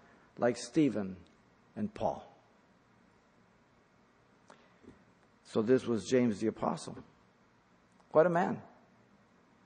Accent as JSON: {"language": "English", "country": "Mexico", "tie": "born or raised there", "moved": "yes", "lives_now": "United States", "said": "I was born in Mexico. The reason I'm here is because I don't want to be in Mexico"}